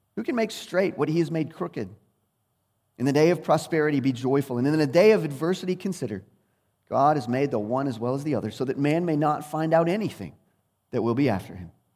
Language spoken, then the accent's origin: English; United States; as English speakers, and especially as twenty-first century Americans